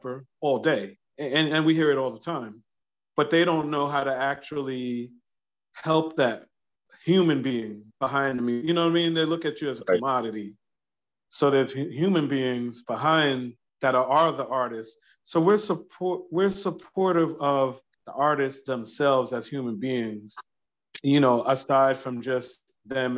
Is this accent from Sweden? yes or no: no; New York City, New York, United States; now in Delaware, United States; I grew up in New York, by the way. So I'm going back home to my old neighborhood in Brooklyn